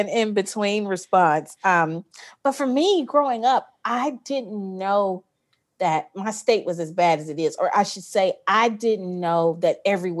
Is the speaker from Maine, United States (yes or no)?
no; Jackson, Mississippi, United States; I'm right outside of Jackson in the suburbs, but I'm like, literally, I'm like 2 minutes from Jackson.